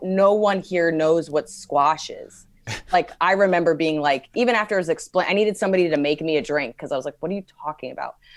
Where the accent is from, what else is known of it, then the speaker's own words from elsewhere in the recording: United States; being an American